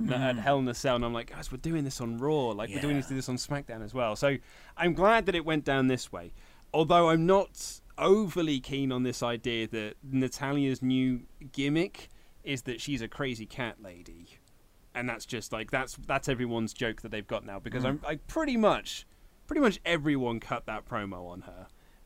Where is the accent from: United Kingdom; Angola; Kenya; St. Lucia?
United Kingdom; we are British